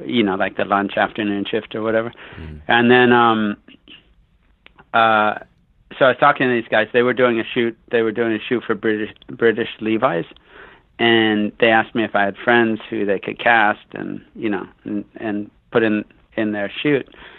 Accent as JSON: {"language": "English", "area": "Bay Area", "region": "California", "country": "United States", "tie": "born or raised there", "also_born_or_lived": "San Francisco / San Jose / Santa Cruz / Sacramento", "said": "So I grew up out on the West Coast. I grew up in the Bay Area."}